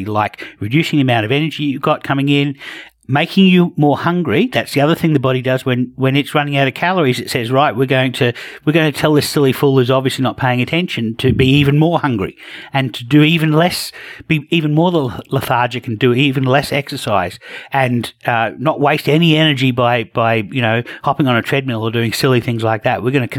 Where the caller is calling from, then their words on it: Australia; And of course, I'm joining from Australia.